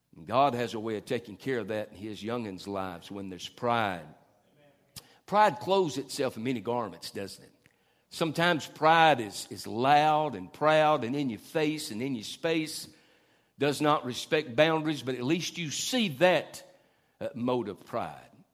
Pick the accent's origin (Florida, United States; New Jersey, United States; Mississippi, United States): Mississippi, United States; Tupelo; also born or lived in Norfolk, Virginia; we came from Norfolk, Virginia to Tupelo, Mississippi